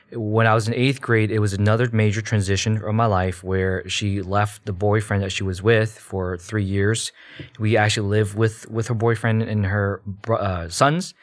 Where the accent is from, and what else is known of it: United States; born or raised there; also born or lived in Malaysia